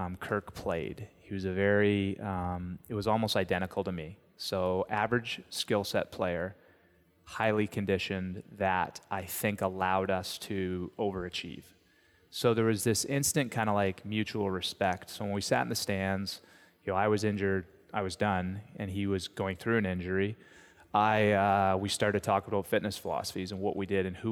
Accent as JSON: {"language": "English", "town": "St. Catharines", "region": "Ontario", "country": "Canada", "tie": "born or raised there", "said": "Home, St. Catharines, Ontario."}